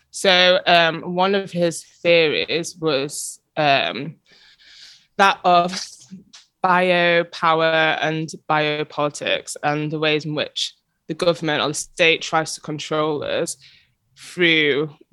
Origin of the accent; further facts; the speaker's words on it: England, United Kingdom; also, especially as English people